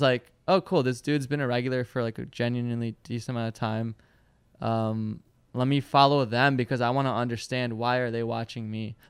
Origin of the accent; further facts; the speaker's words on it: Michigan, United States; born there; I was born in Michigan.